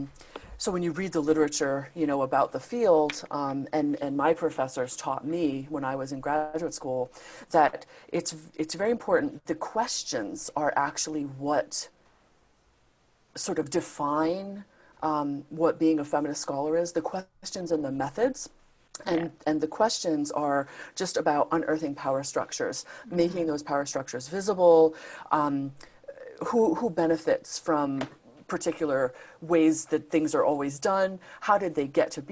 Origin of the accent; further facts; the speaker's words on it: Rhode Island, United States; I was working at this nonprofit organization in my home state of Rhode Island, so I'm American.